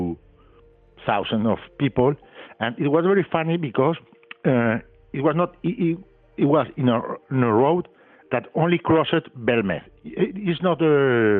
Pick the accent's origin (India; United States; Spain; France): Spain; I'm a journalist from Spain.